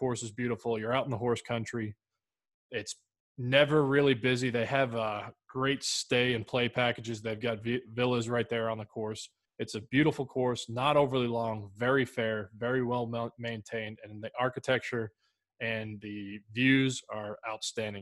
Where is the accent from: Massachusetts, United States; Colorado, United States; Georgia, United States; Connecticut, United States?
Massachusetts, United States; Growing up in Massachusetts